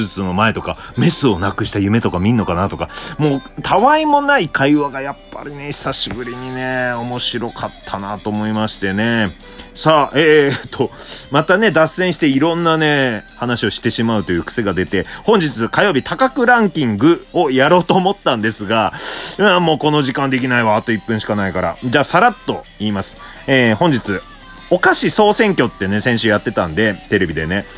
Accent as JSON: {"language": "Japanese", "town": "Obihiro", "region": "Hokkaido", "country": "Japan", "tie": "born or raised there", "moved": "yes", "lives_now": "Tokyo, Japan", "said": "僕、北海道帯広出身なんですが"}